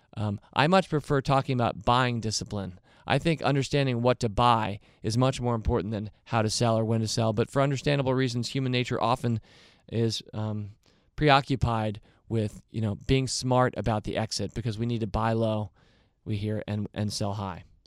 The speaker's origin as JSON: {"language": "English", "country": "United States", "said": "I'm an American too"}